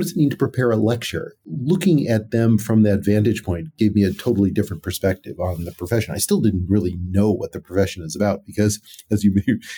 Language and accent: English; California, United States; eventually went to UCLA as an undergraduate, which was only about 30 minutes away from where I grew up in the San Gabriel Valley.